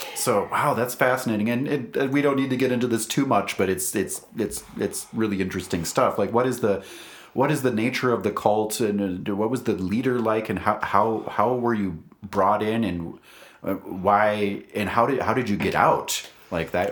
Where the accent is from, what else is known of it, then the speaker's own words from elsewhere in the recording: Wisconsin, United States; now in Albuquerque, United States; We're all also former Wisconsinites